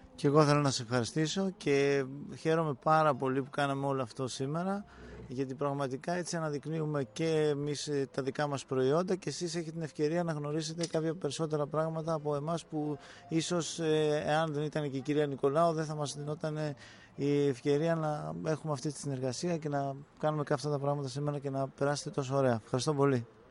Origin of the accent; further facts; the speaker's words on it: Thessaloniki, Central Macedonia, Greece; moved away; also born or lived in Athens; είμαι από Θεσσαλονίκη